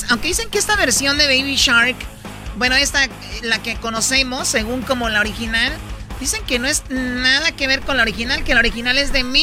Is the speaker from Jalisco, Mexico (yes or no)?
yes; Tepatitlán, Jalisco, Mexico; Soy de Tepa, fíjate.